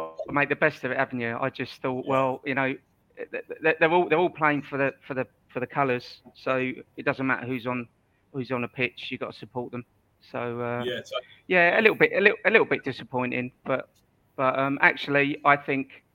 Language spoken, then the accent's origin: English; Ireland; being Irish